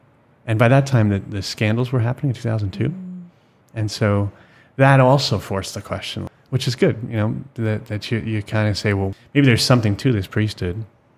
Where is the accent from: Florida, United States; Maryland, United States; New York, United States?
New York, United States; I actually served it when I grew up in New York and people loved it, but I never liked the taste.